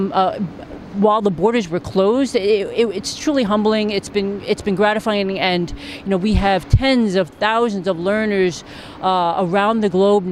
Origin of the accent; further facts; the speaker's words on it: New York City, New York, United States; my hometown and one of the greatest cities in the world